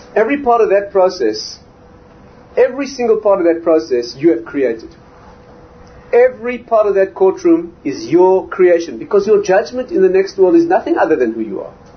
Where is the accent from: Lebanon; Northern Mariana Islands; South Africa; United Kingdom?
South Africa; moved away; I'm from South Africa